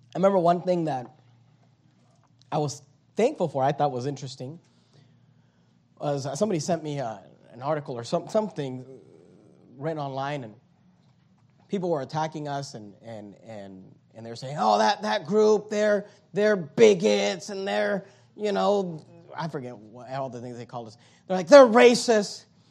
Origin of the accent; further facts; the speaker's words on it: United States; American Christians